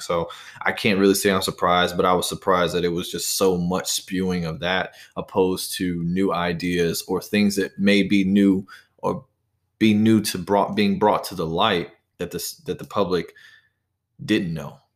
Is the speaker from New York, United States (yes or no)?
no; Charlotte, North Carolina, United States; I'm no longer in my hometown of Charlotte, North Carolina, but I'm actually just down the road